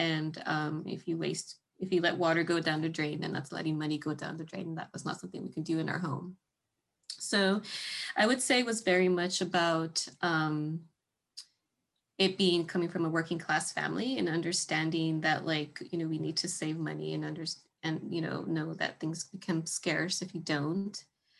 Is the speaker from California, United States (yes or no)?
yes; California, United States; also born or lived in Georgia; now in Columbia, United States; I'm originally from California, and I've always been a little bit of a gardener since college, and I've also lived in Georgia